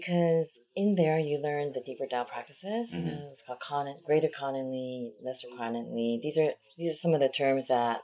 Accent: United States; also born or lived in South Korea; I was born in Korea, and then I grew up in America

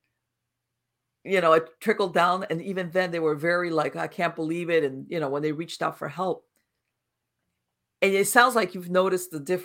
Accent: Miami, Florida, United States; now in North Florida, United States; I was born and raised in Miami, but I moved up to North Florida, and I live in a very rural area

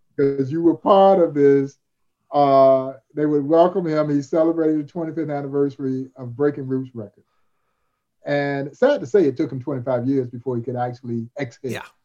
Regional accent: Crawfordville, Georgia, United States; growing up in Crawfordville, Georgia

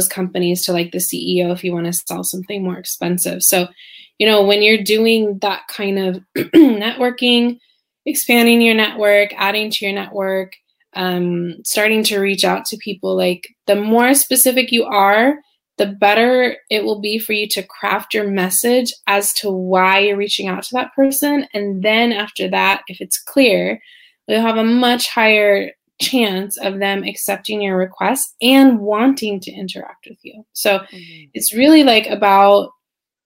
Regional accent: Silicon Valley, California, United States; moved away as an adult; also born or lived in Spain; now in Shanghai, China; I'm originally from California, Silicon Valley, actually. And I was born and bred a true Californian

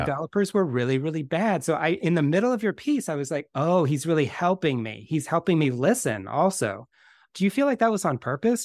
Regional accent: Bay Area, California, United States; I grew up in the Bay Area as well

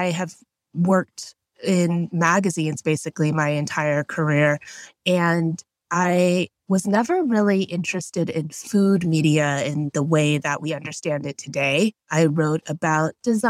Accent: Houston, Texas, United States; I grew up in Houston, Texas

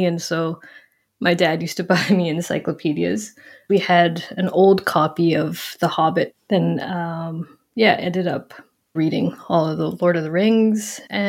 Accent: Western Canada, Canada; no, I grew up in Western Canada, actually.

